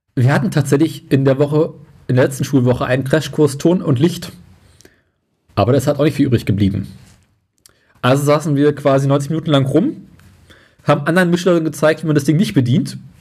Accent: Berlin, Germany; als Westberliner

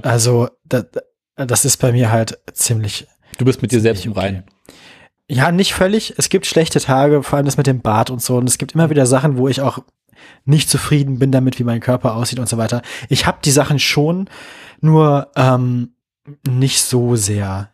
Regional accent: West Germany, Germany; now in Leipzig, Germany; als Wessi

